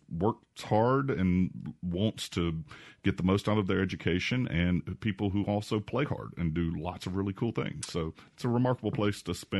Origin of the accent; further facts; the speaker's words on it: Jackson, Mississippi, United States; also born or lived in New Haven, Connecticut / Georgia; Yeah, born and raised in Jackson. Went to school down in Rankin County at Richland High School.